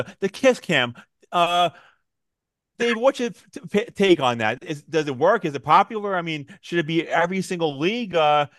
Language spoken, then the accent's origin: English; Raleigh, North Carolina, United States; I'm from Raleigh